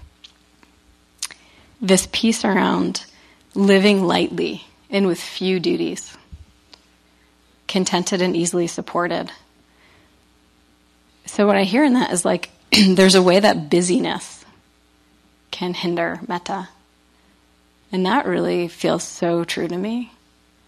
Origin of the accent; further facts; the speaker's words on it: New England, United States; I'm from New England